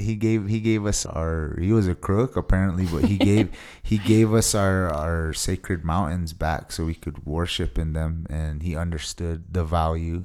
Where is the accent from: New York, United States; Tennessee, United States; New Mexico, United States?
New Mexico, United States; Taos Pueblo; I hail from Taos Pueblo, New Mexico. And I've grown up here my whole life